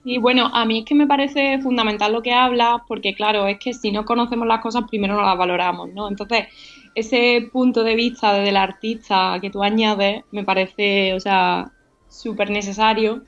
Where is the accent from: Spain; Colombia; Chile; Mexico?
Spain; Sierra Norte de Sevilla, Andalusia; Es una palabra que usan en mi pueblo, en la Sierra Norte de Sevilla